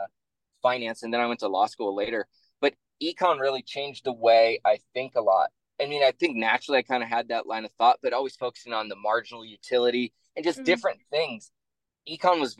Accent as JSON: {"language": "English", "region": "Pacific Northwest", "country": "United States", "tie": "born or raised there", "said": "I'm from the Pacific Northwest, grew up in liberal areas."}